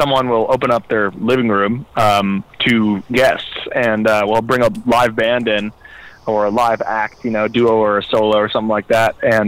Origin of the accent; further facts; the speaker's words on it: New York City, New York, United States; moved away as an adult; now in Boston, United States; I grew up in New York City, which is not like the first place you'd imagine bluegrass music existing